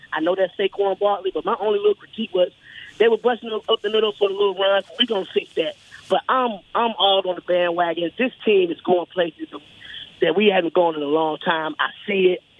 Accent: Carolina, United States; … come from Carolina. I'm from Carolina.

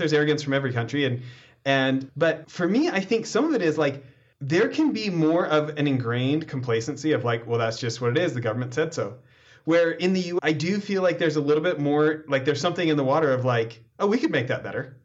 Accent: Alberta, Canada; now in United States; me out in Alberta

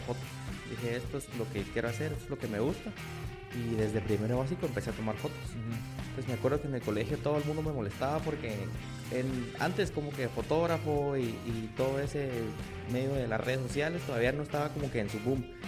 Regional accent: Guatemala; Estoy en Nueva York, soy de Guate

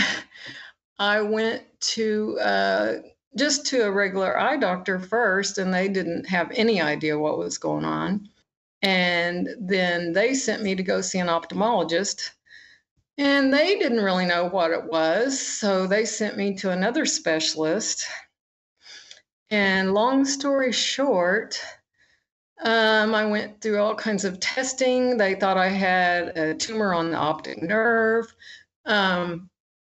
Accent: Oklahoma, United States; I'm from Oklahoma.

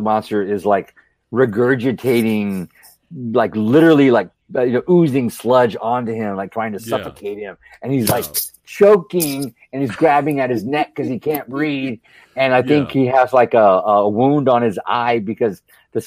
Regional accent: near San Antonio, Texas, United States; I grew up near San Antonio, Texas

